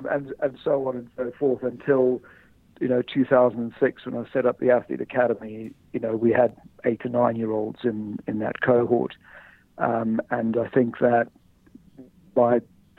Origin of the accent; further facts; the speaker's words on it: South Africa; moved away as an adult; now in United Kingdom; I came over from South Africa to do a personal training qualification here.